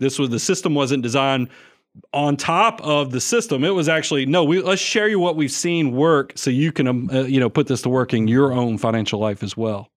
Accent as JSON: {"language": "English", "town": "Atlanta", "region": "Georgia", "country": "United States", "tie": "born or raised there", "moved": "as an adult", "lives_now": "Nashville, United States", "said": "we're both Atlanta boys. You know, we grew up in South Atlanta"}